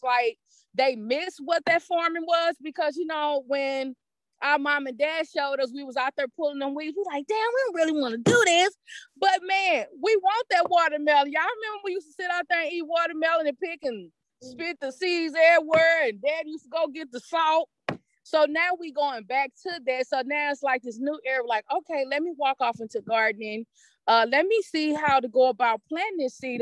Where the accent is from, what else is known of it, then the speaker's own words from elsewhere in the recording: East St. Louis, Illinois, United States; I'm right here from East St. Louis